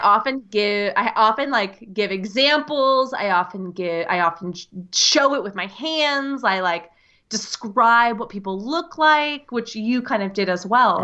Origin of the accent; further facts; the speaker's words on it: United States; accent: American English; the accent you hear is the American English accent. I'm coming to you from the U S